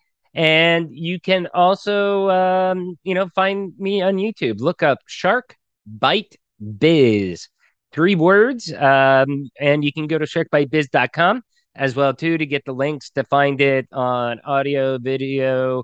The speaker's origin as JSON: {"language": "English", "region": "Pennsylvania", "country": "United States", "moved": "as an adult", "lives_now": "Mexico", "said": "just being coal country, Pennsylvania, I'd always say Pennsylvania"}